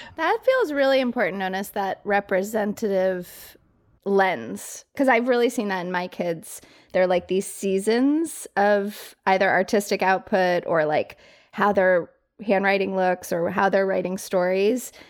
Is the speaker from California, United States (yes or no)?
no; Colorado Springs, Colorado, United States; moved away as an adult; also born or lived in New York City; I grew up in Colorado Springs, like fairly small town, went to New York City for college